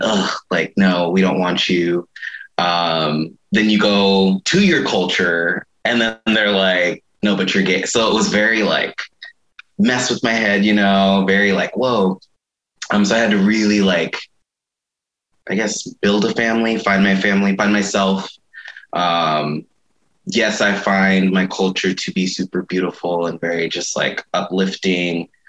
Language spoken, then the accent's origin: English; Mesa, Arizona, United States; when I was younger, growing up in Mesa